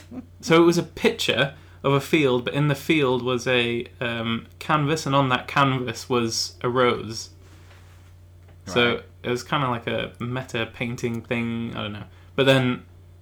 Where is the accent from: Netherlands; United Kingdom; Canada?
United Kingdom; England; accent: English; my real accent is English